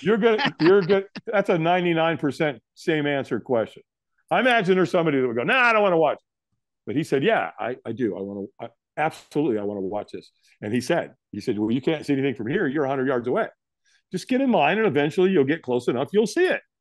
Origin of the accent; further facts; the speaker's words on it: Los Angeles, California, United States; this is in Hollywood, California. I was born in the Queen of Angels Hospital